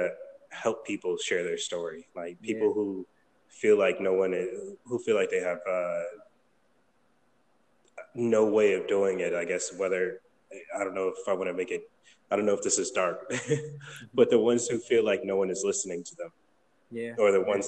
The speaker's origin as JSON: {"language": "English", "town": "Buffalo", "region": "New York", "country": "United States", "moved": "yes", "lives_now": "California, United States", "said": "I'm originally from New York, from Buffalo, New York"}